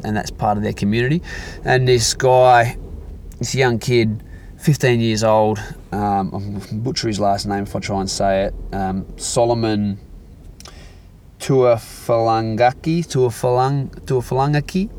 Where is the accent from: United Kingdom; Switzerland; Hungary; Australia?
Australia; Perth, Western Australia; born or raised there